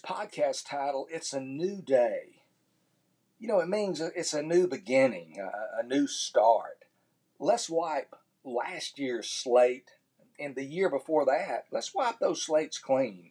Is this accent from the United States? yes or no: yes; Tyler, Texas, United States; my hometown of Tyler, Texas